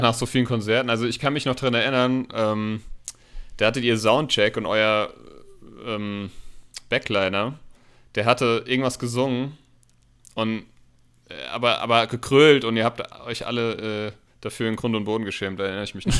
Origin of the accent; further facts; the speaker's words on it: Hanau, Hesse, Germany; wir kommen ja aus Hanau